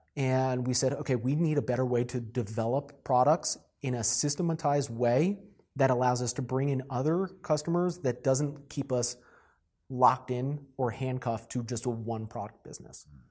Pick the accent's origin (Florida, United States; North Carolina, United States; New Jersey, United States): New Jersey, United States; moved away as an adult; also born or lived in South Carolina; I was born and raised in New Jersey